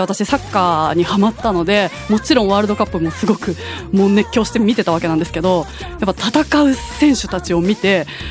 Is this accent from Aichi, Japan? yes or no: yes; Nagoya, Aichi, Japan; 地元の名古屋グランパス